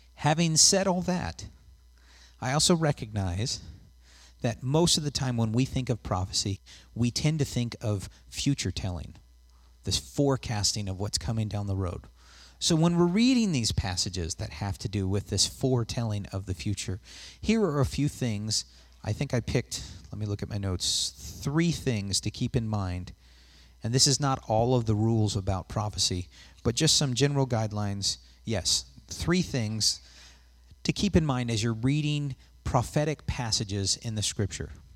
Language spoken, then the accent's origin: English; West Coast, United States; moved away; I'm from the West Coast